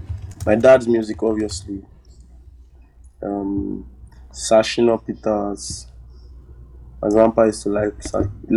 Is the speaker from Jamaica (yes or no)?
no; Lagos, Nigeria; I was giving birth in Lagos. I lived my whole life in Lagos